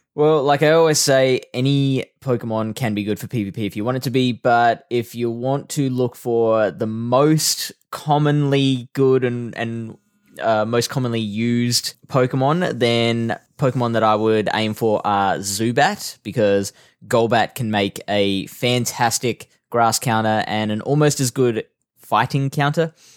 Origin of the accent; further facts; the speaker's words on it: Australia; I like Australia. This is a nice country